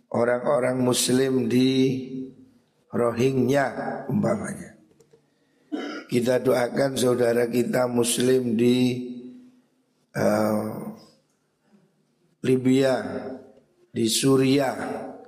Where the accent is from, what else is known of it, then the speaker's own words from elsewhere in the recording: Java, Indonesia; Makanya kita orang Jawa ini biasa kirim tungo